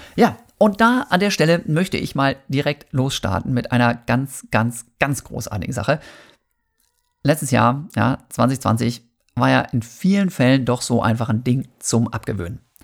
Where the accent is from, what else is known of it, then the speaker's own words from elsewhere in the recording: Germany; Bei uns in Deutschland